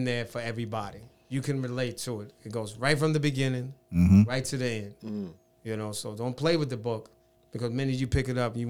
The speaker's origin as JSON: {"language": "English", "town": "Jersey City", "region": "New Jersey", "country": "United States", "tie": "born or raised there", "said": "I'm originally from Jersey City, New Jersey."}